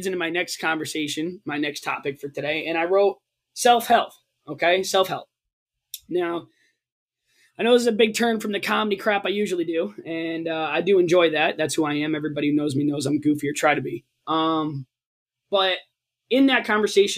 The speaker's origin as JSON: {"language": "English", "region": "Connecticut", "country": "United States", "tie": "born or raised there", "said": "growing up in Connecticut"}